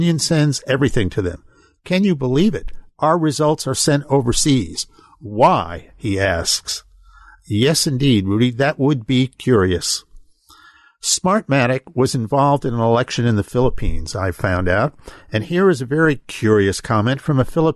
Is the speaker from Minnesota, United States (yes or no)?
no; Pennsylvania, United States; here in my home state of Pennsylvania